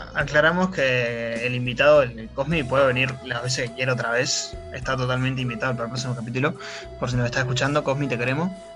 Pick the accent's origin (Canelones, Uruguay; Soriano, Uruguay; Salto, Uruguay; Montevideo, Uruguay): Canelones, Uruguay; Suárez; de chico viví en Suárez